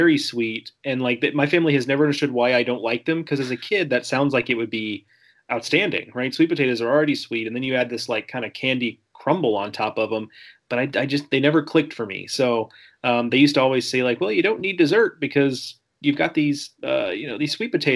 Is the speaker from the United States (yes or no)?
yes; Gulf Coast, United States; growing up on the Gulf Coast